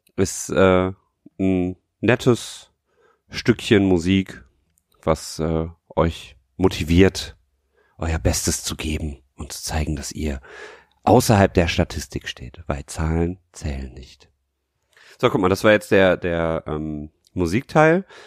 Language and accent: German; Düsseldorf, North Rhine-Westphalia, Germany; als Düsseldorfer